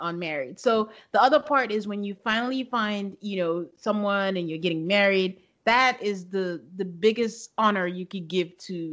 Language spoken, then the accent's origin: English; Nigeria; now in United States; I grew up in it